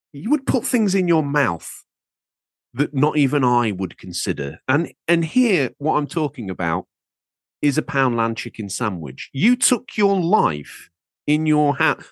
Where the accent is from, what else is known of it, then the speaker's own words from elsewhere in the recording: Lincolnshire, East Midlands, United Kingdom; I'm from Lincolnshire